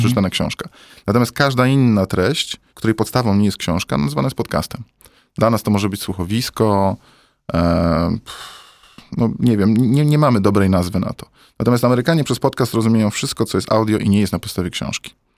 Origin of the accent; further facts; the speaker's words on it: Poland; now in Warsaw, Poland; jestem chłopcem z Polski